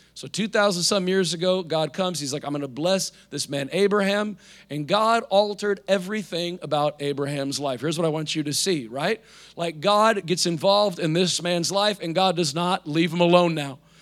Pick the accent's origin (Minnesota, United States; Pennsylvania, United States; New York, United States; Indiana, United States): Indiana, United States; now in South Florida, United States; I'm from Indiana